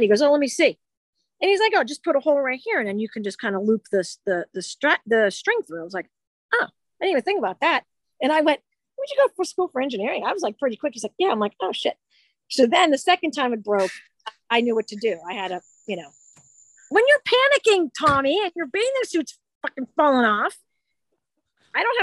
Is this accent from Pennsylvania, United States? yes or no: yes; Pittsburgh, Pennsylvania, United States; in Pittsburgh tonight, which is coincidental, my hometown